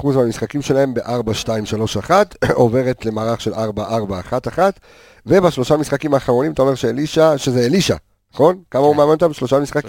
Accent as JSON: {"language": "Hebrew", "town": "Haifa", "region": "Haifa District", "country": "Israel", "said": "אני כחיפאי, שהיה בן 19 באליפות של הפועל חיפה"}